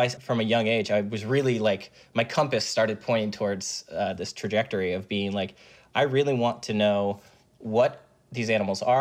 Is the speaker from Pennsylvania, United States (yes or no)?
yes; Chester County, Pennsylvania, United States; I grew up in Chester County, Pennsylvania